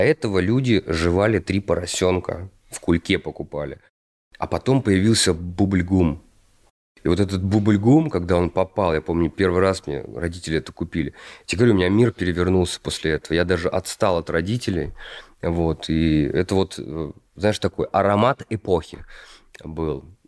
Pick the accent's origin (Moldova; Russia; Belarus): Russia; Kostroma, Kostroma Oblast; moved away; Я из Костромы. Вот. Я жил в рабочем районе.